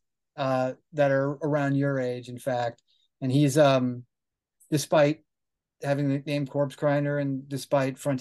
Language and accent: English; Wilkes-Barre, Pennsylvania, United States; I grew up in Northeast Pennsylvania in a town called Wilkes-Barre